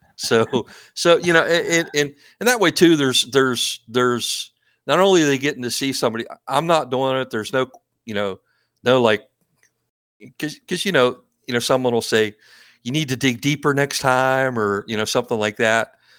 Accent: East Coast, United States; also born or lived in Maryland / Oregon; I'm, I'm from the East Coast

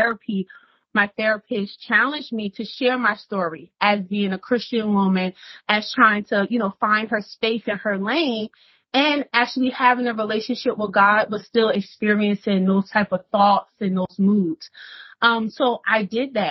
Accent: Newark, New Jersey, United States; I'm from Newark, New Jersey

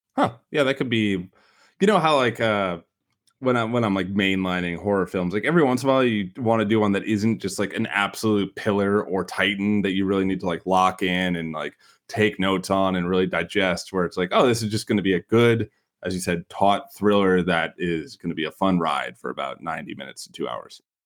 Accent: Chicago, Illinois, United States; accent: Chicago; my Chicago accent

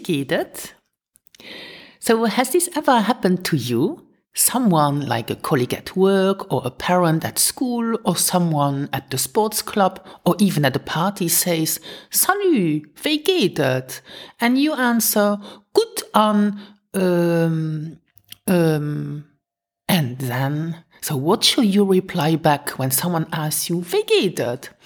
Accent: Luxembourg; first language Luxembourgish; English is a second language; teaching my mother tongue since 2012

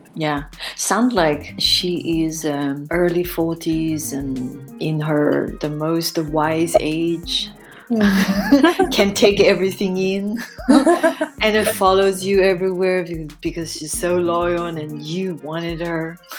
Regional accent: China; moved away as an adult; also born or lived in Europe

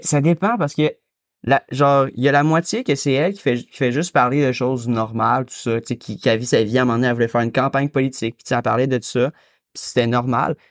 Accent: Quebec, Canada; je suis québécois, fait que c'est sûr que j'ai grandi dans la protection de la langue

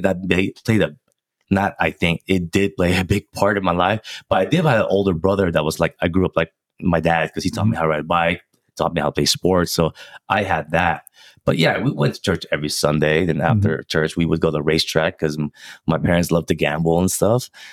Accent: Philippines; I'm Filipino

